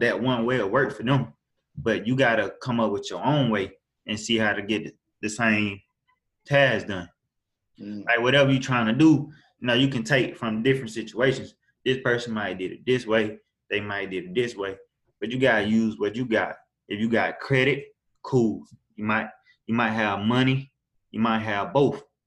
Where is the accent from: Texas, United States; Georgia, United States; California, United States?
Georgia, United States; Augusta; I'm from Augusta, Georgia. Um, I was born and raised here.